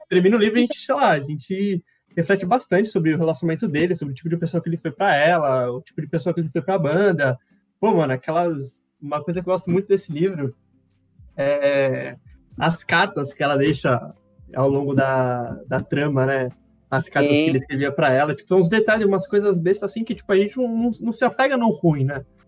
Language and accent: Portuguese; Santos, São Paulo, Brazil; a gente é caiçara, né? Porque a gente é de Santos.